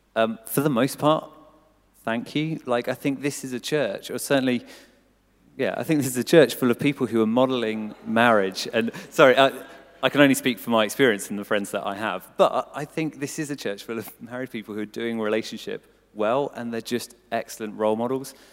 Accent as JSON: {"language": "English", "area": "Cambridgeshire", "region": "East of England", "country": "United Kingdom", "tie": "born or raised there", "moved": "as an adult", "said": "I grew up in Cambridgeshire"}